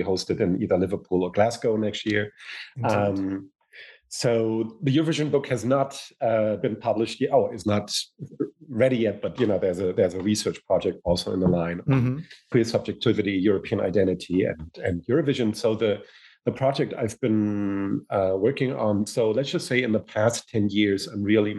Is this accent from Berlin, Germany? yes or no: no; Hamburg, Germany; moved away as an adult; also born or lived in United States; I come from Germany, born in Hamburg, but I've spent my adult life pretty much half in the United States, half in Germany.